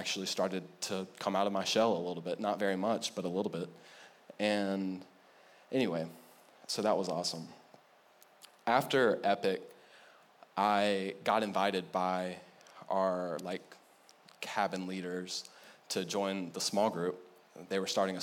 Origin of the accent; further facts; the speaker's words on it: United States; I'm American